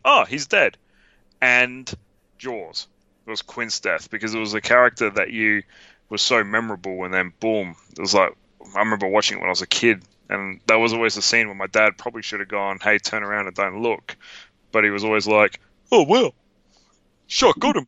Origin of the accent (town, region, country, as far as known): Australia